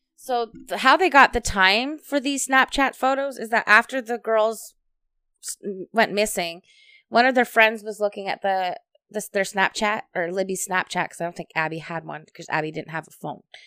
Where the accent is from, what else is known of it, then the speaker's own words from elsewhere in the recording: Hamilton, Ontario, Canada; we're from Hamilton